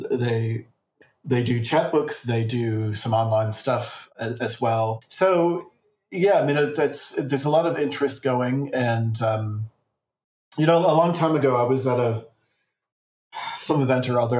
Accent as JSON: {"language": "English", "country": "Australia", "said": "And, uh, you know, for woeful ignorance, which my home country is very renowned for."}